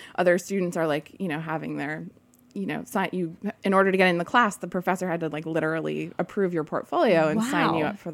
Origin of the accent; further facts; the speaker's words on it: Vermont, United States; I grew up in Vermont on a small organic dairy farm